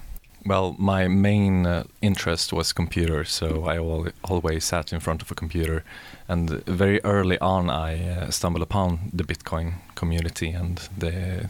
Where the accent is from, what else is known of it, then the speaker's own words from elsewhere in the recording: Linköping, Östergötland, Sweden; moved away as an adult; now in Gothenburg, Sweden; I'm from Linköping originally. The past 2 years, I've lived here in Gothenburg.